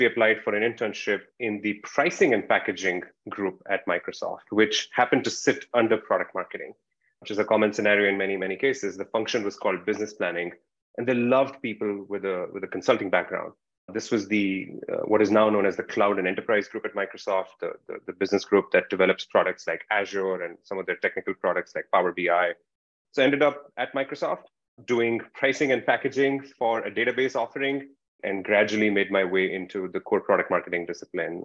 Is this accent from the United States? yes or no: no; India; moved away; I'm originally from India, as you can tell.